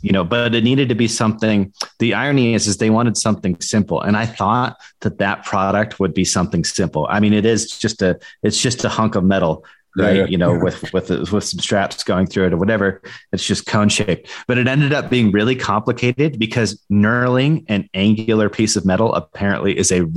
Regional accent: Iowa, United States; also born or lived in Tampa, Florida; now in Colorado, United States; I'm originally from Iowa.

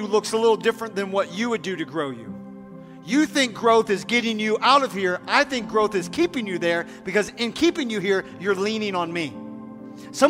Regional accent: United States; as American people

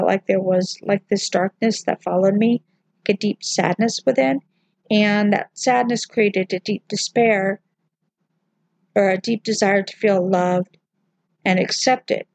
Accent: the South, United States; I grew up in the South

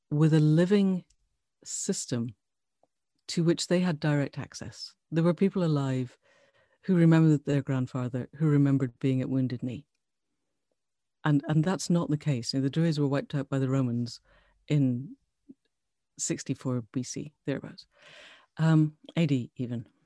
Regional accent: Glasgow, Scotland, United Kingdom; moved away as an adult; now in Cambridge, United Kingdom; Um, so so I grew up in Scotland, south side of Glasgow. Um, and I qualified as a vet at Glasgow Vet School too long ago to mention. And I came down to Cambridge.

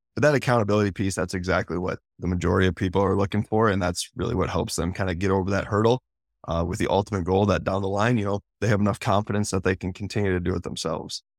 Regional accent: South Dakota, United States; I'm from South Dakota

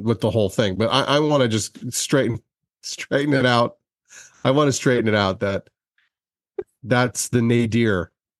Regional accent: Philadelphia, Pennsylvania, United States; that I was from Philly.

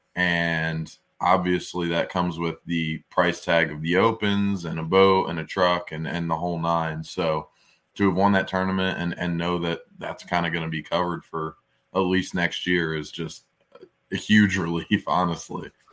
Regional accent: Brielle, New Jersey, United States; I grew up in Brielle, New Jersey

